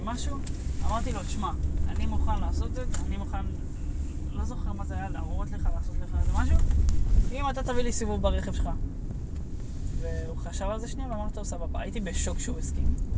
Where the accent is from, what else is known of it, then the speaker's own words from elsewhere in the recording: Israel; accent: Israeli; יש לי כאילו מבטא של ישראלי מסריח